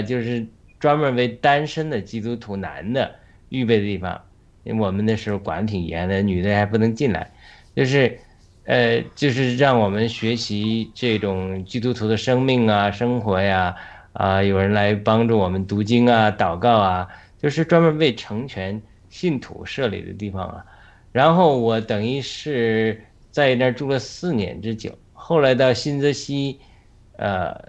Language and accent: Chinese; China; now in United States; 我回想刚从国内出来的时候，有很多身上很多那种粗鲁、比较粗鲁的地方啊。